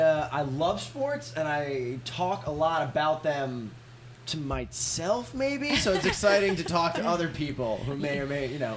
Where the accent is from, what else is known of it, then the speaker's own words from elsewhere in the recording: Westchester County, New York, United States; I'm from New York. From north of New York City, Westchester County, which is just a great little woodsy hometown.